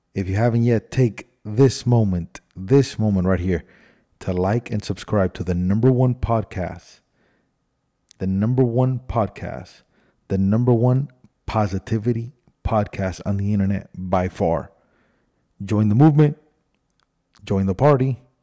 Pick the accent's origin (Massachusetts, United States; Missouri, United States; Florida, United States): Florida, United States; Miami; moved away as an adult; also born or lived in Cuba / Spain / Los Angeles; Then we went to Miami. Lived in Miami for my whole life.